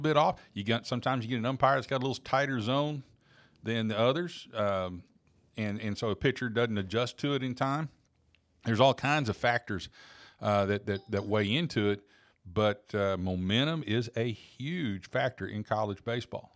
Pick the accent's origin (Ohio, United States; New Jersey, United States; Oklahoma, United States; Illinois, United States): Oklahoma, United States; Growing up in Oklahoma, we were big Oklahoma State and OU fans